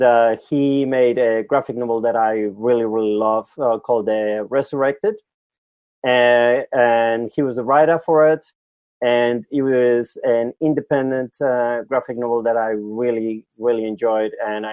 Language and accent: English; Basque Country, Spain; English is a second language; moved away as an adult; now in Australia; You know, I come from Europe. So I'm from the Basque Country in the north of Spain, south of France.